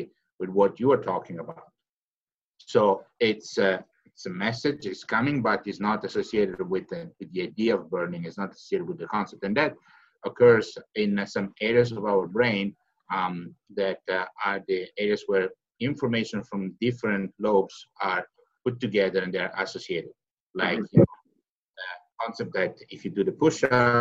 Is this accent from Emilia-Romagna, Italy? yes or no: no; Catanzaro, Calabria, Italy; my hometown, Catanzaro